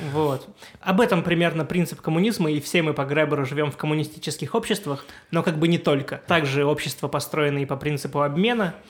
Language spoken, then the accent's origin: Russian; Siberia, Russia; moved away; Я сам из Сибири изначально